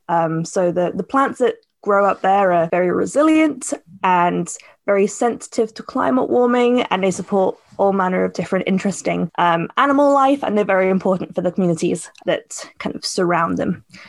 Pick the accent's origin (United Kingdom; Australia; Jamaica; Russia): United Kingdom; Cambridgeshire, East of England; moved away as an adult; now in Edinburgh, United Kingdom; I grew up in Cambridgeshire